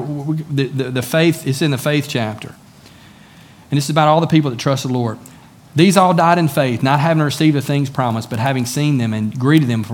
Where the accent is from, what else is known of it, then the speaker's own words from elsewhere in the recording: United States; also born or lived in China; I'm an American citizen.